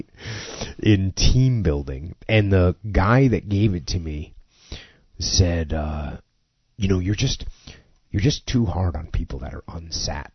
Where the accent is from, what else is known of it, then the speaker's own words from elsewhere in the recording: New England, United States; moved away as an adult; I grew up in New England